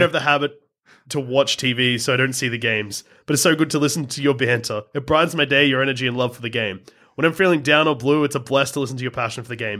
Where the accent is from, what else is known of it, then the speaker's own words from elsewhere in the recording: Australia; we're from Australia